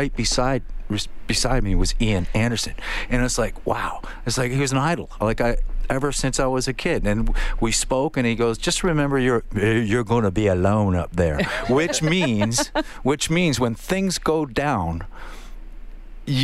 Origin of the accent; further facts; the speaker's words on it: Niagara Falls, Ontario, Canada; I born and raised in Niagara Falls, Ontario